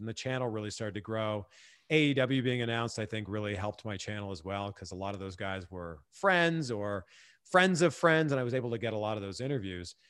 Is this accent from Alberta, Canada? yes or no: no; Pickering, Ontario, Canada; moved away as an adult; also born or lived in Vancouver / Cleveland / Miami / Fort Lauderdale; now in Los Angeles, United States; I'm originally from Pickering